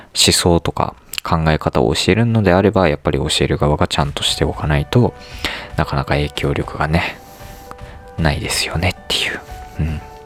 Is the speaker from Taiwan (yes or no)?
no; United States; 僕はねアメリカで育ったので